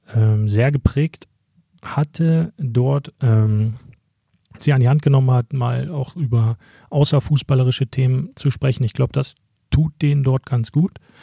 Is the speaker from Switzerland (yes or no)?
no; Schöningen area, Lower Saxony, Germany; ich komme da aus der Gegend, deswegen kenne ich mich dort ganz gut aus